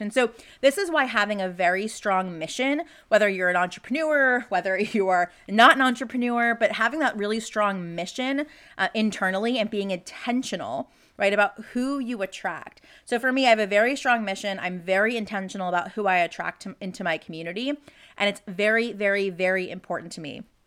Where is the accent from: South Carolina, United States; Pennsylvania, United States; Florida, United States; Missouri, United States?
Florida, United States; now in Texas, United States; my original home state of Florida